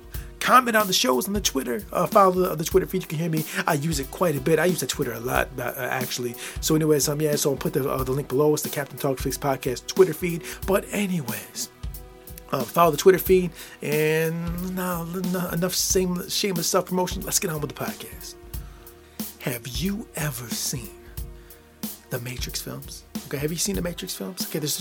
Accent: Midwest, United States; I'm from the Midwest, I'm 42 years old

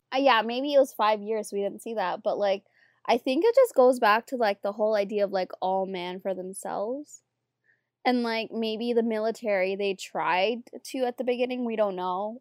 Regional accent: Toronto, Ontario, Canada; I'm Canadian, I'm from Toronto

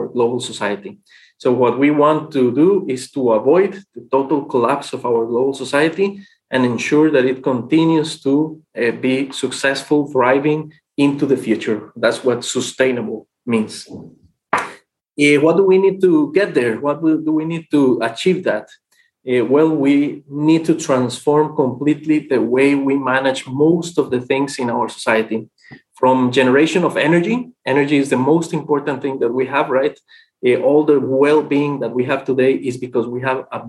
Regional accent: Costa Rica; also born or lived in Mexico; now in Bonn, Germany; I was born in Mexico. I grew up in Costa Rica.

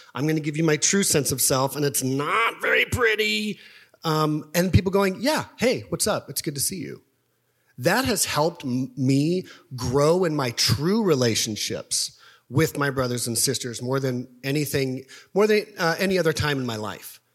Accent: Topeka, Kansas, United States; moved away; I grew up in Topeka, Kansas

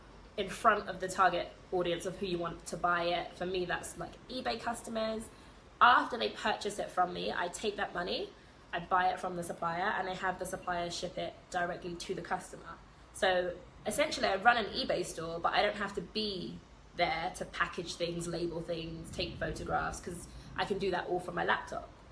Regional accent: London, United Kingdom; moved away as an adult; I am from London

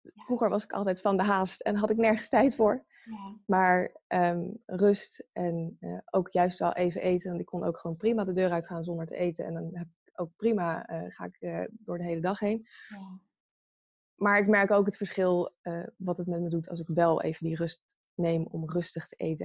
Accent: Pijnakker, South Holland, Netherlands; now in The Hague, Netherlands; In eh, een dorpje en dat heet Pijnakker en dat ligt bij eh, Delft.

